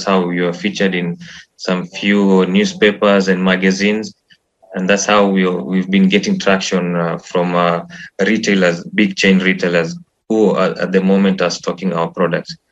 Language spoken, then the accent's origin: English; Nairobi, Kenya; I was born in Kenya, Nairobi. I've studied there.